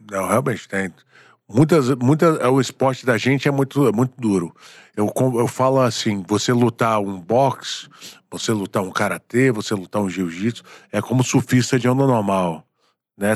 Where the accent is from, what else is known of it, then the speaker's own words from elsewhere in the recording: Bahia, Brazil; moved away; also born or lived in Rio de Janeiro; Sou baiano